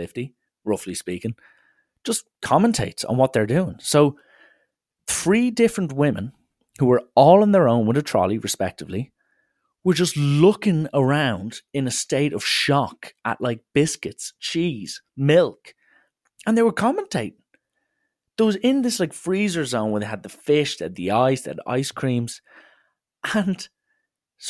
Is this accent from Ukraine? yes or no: no; Dublin, Leinster, Ireland; I say Donnybrook